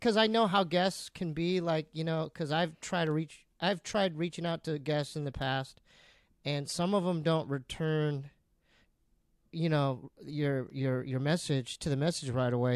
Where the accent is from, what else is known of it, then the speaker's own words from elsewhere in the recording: San Diego, California, United States; I grew up in San Diego